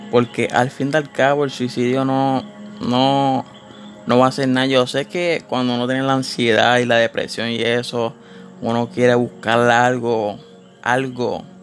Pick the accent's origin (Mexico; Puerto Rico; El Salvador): Puerto Rico; no requieres ninguna licencia si estás en Puerto Rico, que es donde yo soy de Puerto Rico.